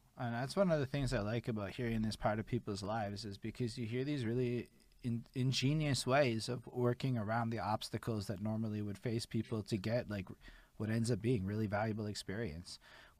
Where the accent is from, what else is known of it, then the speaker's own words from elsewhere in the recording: Montreal, Quebec, Canada; I'm from Montreal, Quebec, Canada.